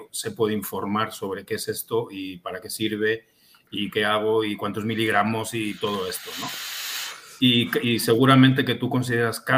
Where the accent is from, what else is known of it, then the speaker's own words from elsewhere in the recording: Spain; yo soy de España y cinco o seis años después de haber comprado mi primer vapeador allá en España, volví a esa tienda